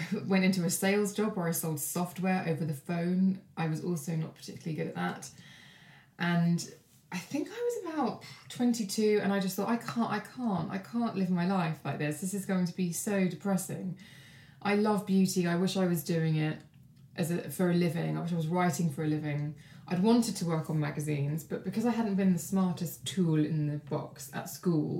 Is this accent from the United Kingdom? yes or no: yes; Kent, South East England, United Kingdom; also born or lived in Brighton; I volunteered for local newspapers where I grew up in Kent